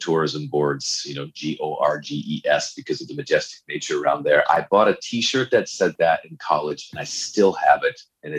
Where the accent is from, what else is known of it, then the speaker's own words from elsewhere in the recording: Canajoharie, New York, United States; I grew up in a very small town called Canajoharie, New York, which is, I think, Iroquois Indian in origin, the name of that town, which is about 40 miles west of Albany, the state capital. It's a town of about 2,500, 3,000 people.